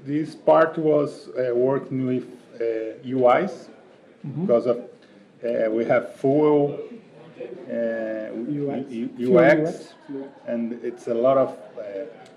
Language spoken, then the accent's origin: English; Brazil; We are from Brazil